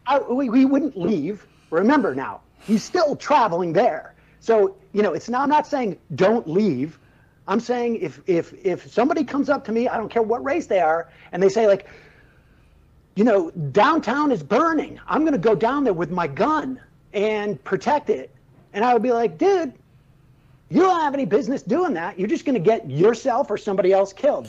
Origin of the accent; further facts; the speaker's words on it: Worcester, Massachusetts, United States; grew up in, in, in Worcester, Massachusetts.